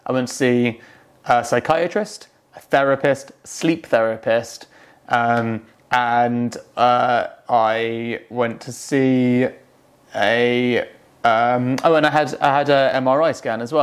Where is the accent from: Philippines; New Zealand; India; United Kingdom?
United Kingdom; England; I'm English